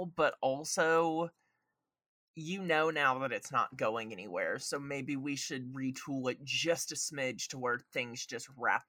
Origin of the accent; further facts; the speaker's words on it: Georgia, United States; Like, I mean, I'm from Georgia. I could do that better.